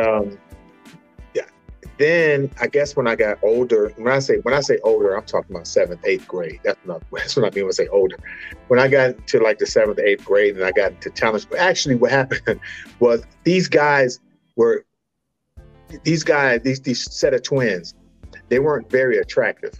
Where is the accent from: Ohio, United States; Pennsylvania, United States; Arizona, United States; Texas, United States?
Ohio, United States; Cleveland; I'm from Cleveland